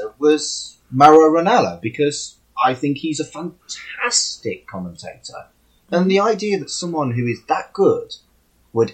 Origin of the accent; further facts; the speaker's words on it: United Kingdom; I'm about as British as it is possible to be.